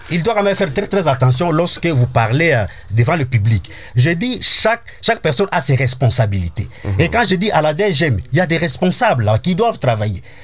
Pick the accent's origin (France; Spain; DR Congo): DR Congo; je suis congolais